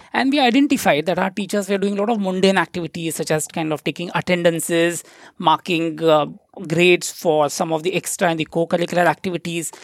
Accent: Nagpur, Maharashtra, India; moved away as an adult; now in Singapore; the place where I come from, it's called as the city of Nagpur.

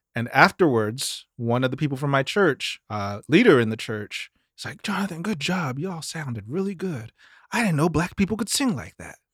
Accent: Mississippi, United States; moved away; growing up in Mississippi

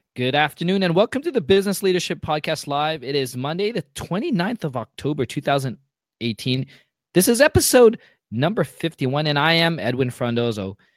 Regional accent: Mississauga, Ontario, Canada; also born or lived in Toronto; I grew up west of Toronto in Mississauga

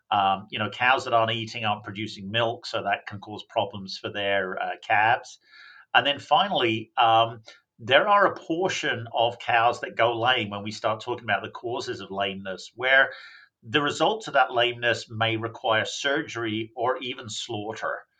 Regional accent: England, United Kingdom; And I should point out I'm actually from England. I don't know what the hell happened to my accent, but it confuses people.

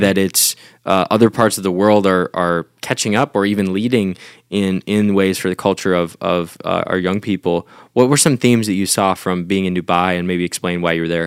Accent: United States; as an American

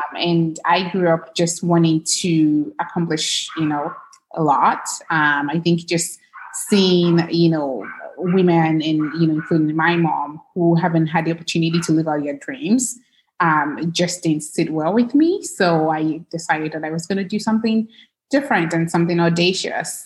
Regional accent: Lagos, Nigeria; now in United States; I grew up in Lagos, Nigeria.

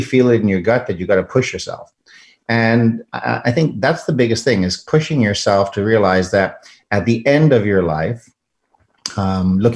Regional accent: South Africa; moved away as an adult; now in United States; I'm an immigrant from South Africa, immigrated here to the United States

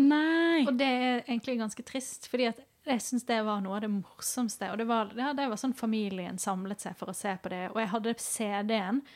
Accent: Ålesund, Møre og Romsdal, Norway; moved away; jeg er hjemme i Ålesund.

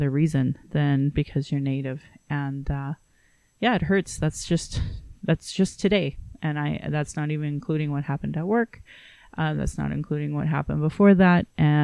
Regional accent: Calgary, Alberta, Canada; I was born in Calgary

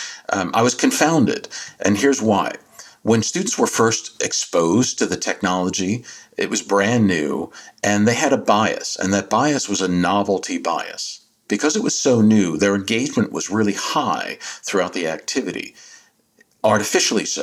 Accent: New Jersey, United States; my home state of Jersey, South Jersey

